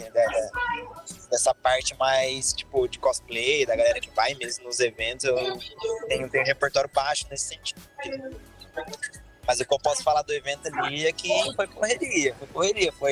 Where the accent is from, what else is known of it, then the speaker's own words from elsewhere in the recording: Mato Grosso, Brazil; eu fico mais filmando dentista, eu vim do Mato